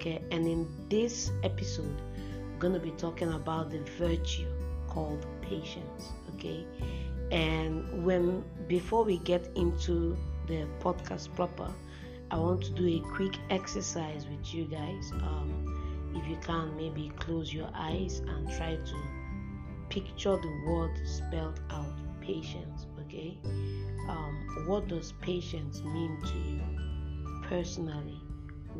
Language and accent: English; Nigeria; I'm based in Nigeria for now. I'm a Nigerian